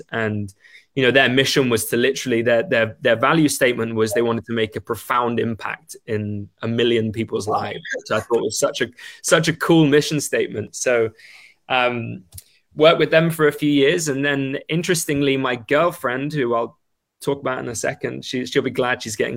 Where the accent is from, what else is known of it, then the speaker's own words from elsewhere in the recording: England, United Kingdom; moved away as an adult; now in Vancouver, Canada; I'm English.